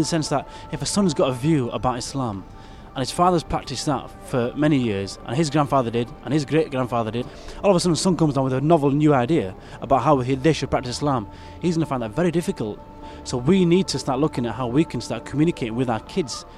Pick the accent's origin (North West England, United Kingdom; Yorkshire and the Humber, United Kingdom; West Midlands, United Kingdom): Yorkshire and the Humber, United Kingdom; Bradford; Where were you born? I said, Bradford. So what are your origins? I said, Yorkshire. I said, that's where I'm from.